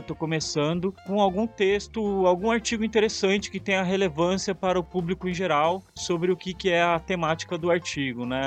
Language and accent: Portuguese; São Sebastião, São Paulo, Brazil; also born or lived in Santos, São Paulo / Bahia / Rio de Janeiro; sou biólogo natural de São Sebastião